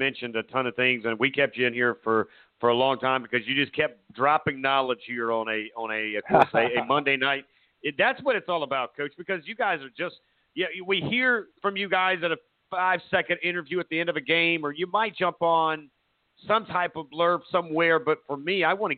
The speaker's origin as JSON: {"language": "English", "town": "Myrtle Beach", "region": "South Carolina", "country": "United States", "said": "I'm originally from Myrtle Beach, that area."}